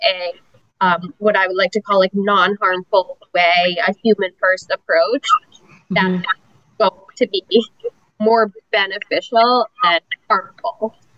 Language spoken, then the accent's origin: English; New Hampshire, United States; moved away as an adult; now in Tampa, United States; I am originally from New Hampshire, but I've been in Tampa about, I think I just had my, my nine year anniversary in Tampa too.